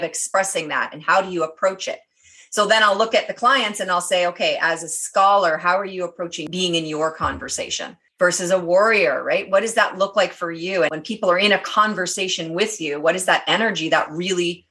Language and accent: English; Canada; They knew I was Canadian